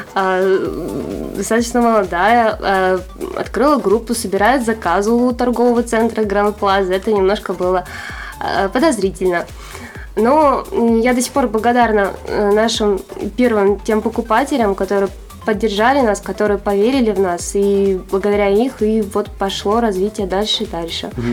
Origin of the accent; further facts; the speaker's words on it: Arkhangelsk, Arkhangelsk Oblast, Russia; я родилась и живу в Архангельске